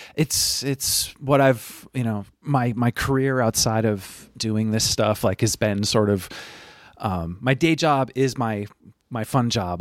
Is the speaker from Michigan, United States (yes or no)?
no; Burlington, Vermont, United States; moved away; I'm originally from Burlington. Vermont